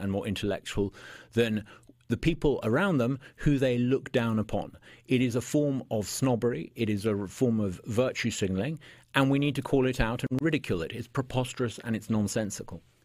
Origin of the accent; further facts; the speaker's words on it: United Kingdom; moved away as an adult; now in Mississippi, United States; I'm a British by birth